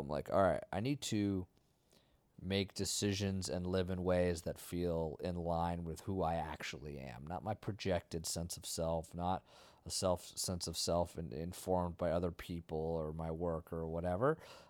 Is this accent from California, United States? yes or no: no; Vermont, United States; I grew up in nature. Yeah. I'm from Vermont.